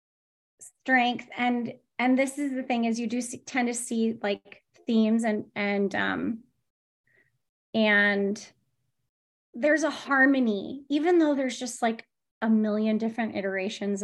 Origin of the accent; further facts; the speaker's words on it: San Diego, California, United States; I'm from San Diego, born and bred